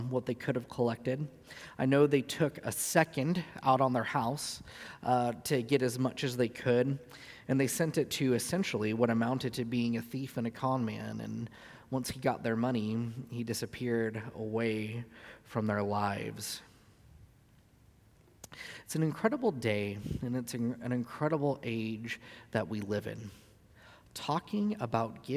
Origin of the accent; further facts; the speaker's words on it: Southern California, United States; moved away; I grew up in Southern California